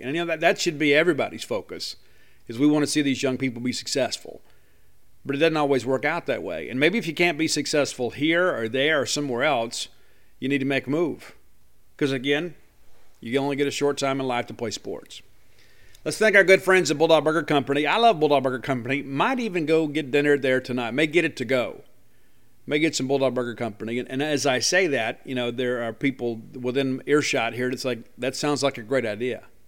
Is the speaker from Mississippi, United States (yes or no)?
yes; Columbia, Mississippi, United States; Kentrell Bullock is a guy from my hometown